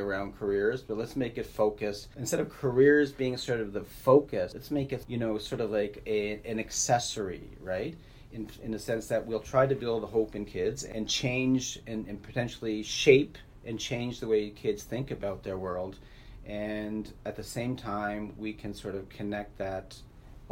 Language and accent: English; Nova Scotia, Canada; now in Manitoba, Canada; I grew up in Nova Scotia